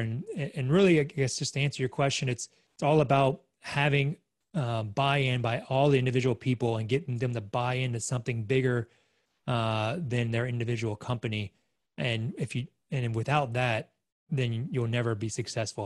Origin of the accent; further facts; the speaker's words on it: Australia; moved away; as an Aussie